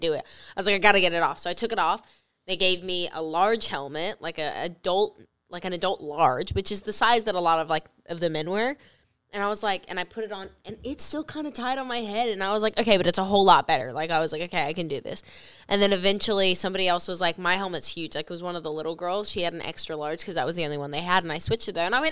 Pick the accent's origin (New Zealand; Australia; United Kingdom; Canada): Australia; now in United States; I grew up in Australia.